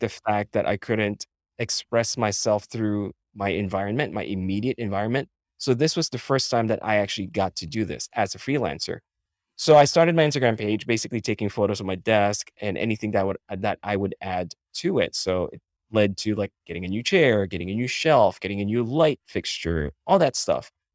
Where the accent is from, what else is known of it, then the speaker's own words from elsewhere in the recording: Philippines; moved away as an adult; now in United States; I was born and raised in the Philippines